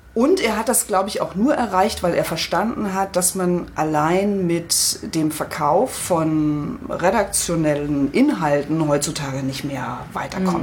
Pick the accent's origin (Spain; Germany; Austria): Germany; Spreewald, Brandenburg; moved away; Ich komme ja ursprünglich aus dem Spreewald